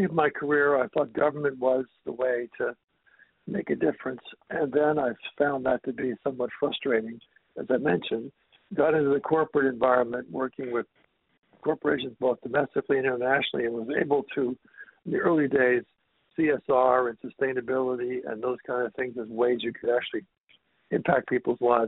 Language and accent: English; Washington, District of Columbia, United States; moved away; also born or lived in Boston / New York / Atlanta / Toronto; I'm from the Washington, D.C. area originally